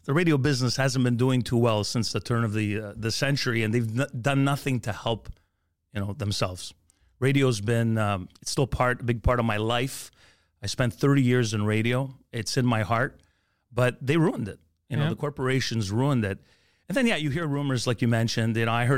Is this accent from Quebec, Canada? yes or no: yes; Montreal, Quebec, Canada; You know, I grew up in the East End, Rosemont, near the Olympic Stadium, moved to Montreal North, had to work on getting rid of my accent if I really wanted to be taken seriously at the time in radio.